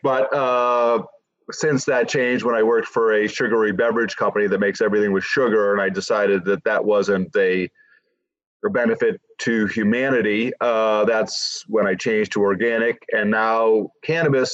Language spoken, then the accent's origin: English; Quincy, Massachusetts, United States; moved away as an adult; also born or lived in Wisconsin; move back to where I grew up in Massachusetts from Wisconsin